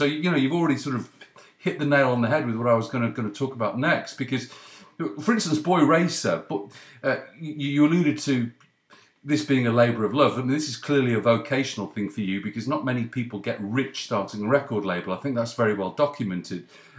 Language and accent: English; Leeds, Yorkshire and the Humber, United Kingdom; born there; also born or lived in Cheshire; I was born in your neck of the woods. I was born in Leeds.